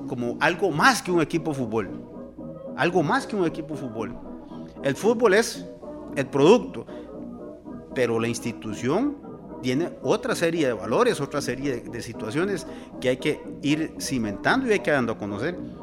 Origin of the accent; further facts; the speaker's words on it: Costa Rica; como costarricenses